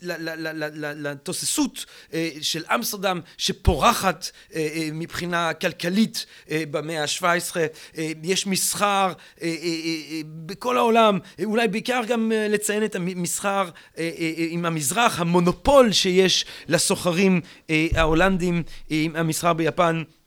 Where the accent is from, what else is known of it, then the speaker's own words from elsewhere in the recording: Antwerp, Flanders, Belgium; moved away; אנטוורפן, עיר הולדתי